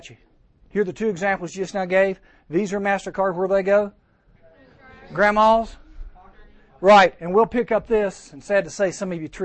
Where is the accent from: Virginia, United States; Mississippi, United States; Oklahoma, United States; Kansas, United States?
Virginia, United States; Giles County; I grew up in Giles County, and I used to go up to Virginia Tech and play tennis there. We're about 20 miles from Tech, so that's my backyard where I grew up